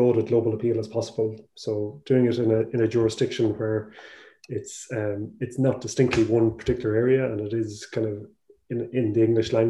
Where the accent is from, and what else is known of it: Ireland